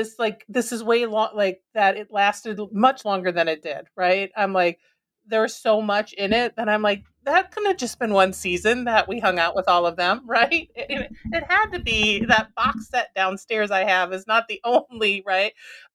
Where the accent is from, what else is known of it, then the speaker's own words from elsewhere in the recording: Minnesota, United States; And growing up in Minnesota, you know, I also love, like, right?